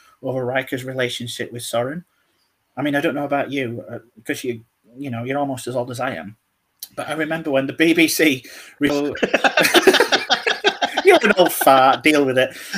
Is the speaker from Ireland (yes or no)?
no; United Kingdom; as a Brit